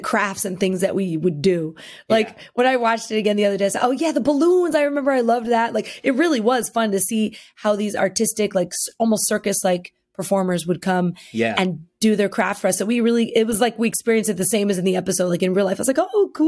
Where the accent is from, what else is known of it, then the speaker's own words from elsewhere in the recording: New York, United States; growing up in New York